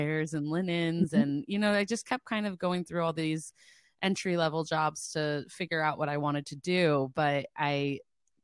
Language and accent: English; Cincinnati, Ohio, United States; now in Boston, United States; I grew up in Cincinnati, Ohio